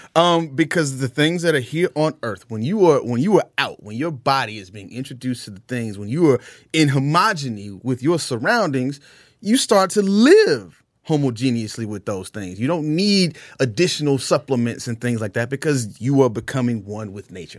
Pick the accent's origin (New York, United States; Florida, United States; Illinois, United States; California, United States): Florida, United States; Jacksonville; now in Atlanta, United States; we grew up in inner city of Jacksonville, northwest side of Jacksonville